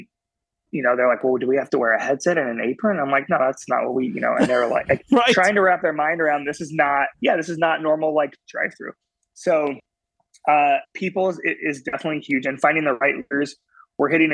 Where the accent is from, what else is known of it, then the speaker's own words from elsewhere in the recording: Oregon, United States; now in Carolinas, United States; I grew up in Oregon on the West Coast